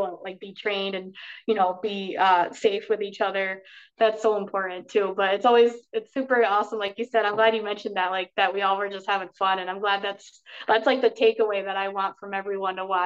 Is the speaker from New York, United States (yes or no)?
yes; Schenectady, New York, United States; we had those shows originally in my hometown, Schenectady